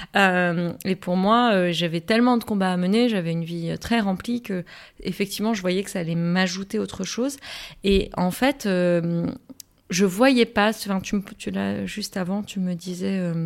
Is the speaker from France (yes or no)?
no; Morocco; moved away; j'ai grandi euh, toute mon adolescence, une bonne partie de mon enfance aussi au Maroc